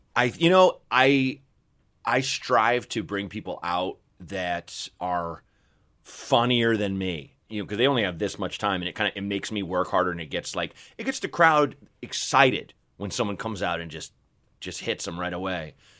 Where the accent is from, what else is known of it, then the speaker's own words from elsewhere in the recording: Portland, Oregon, United States; I grew up in Portland, Oregon